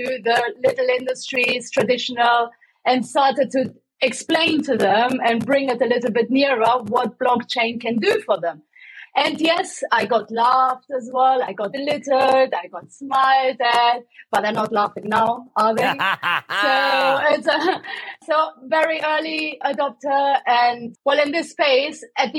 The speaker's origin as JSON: {"language": "English", "country": "Germany", "tie": "born or raised there", "accent": "German", "moved": "yes", "lives_now": "London, United Kingdom", "said": "I have as well a German accent, I have to say. I was born and raised in Germany."}